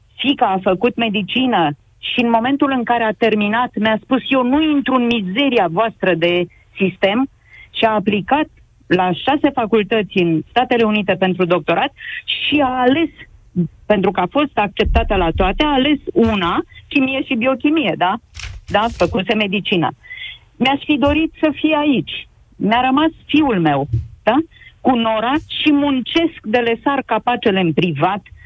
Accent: Râmnicu Vâlcea, Vâlcea County, Romania; aici, la Râmnicu Vâlcea, de unde sunt eu

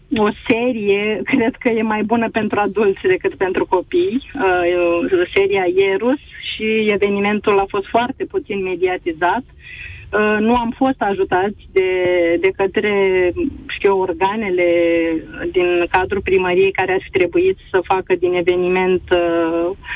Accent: Galați, Galați County, Romania; Eu sunt din Galați

